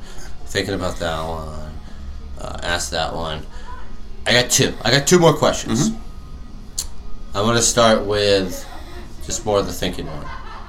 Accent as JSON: {"language": "English", "town": "Arundel", "region": "Maryland", "country": "United States", "tie": "born or raised there", "said": "I grew up in Arundel"}